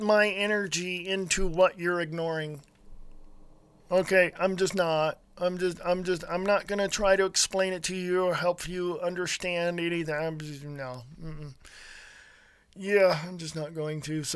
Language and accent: English; California, United States; I was born and raised in California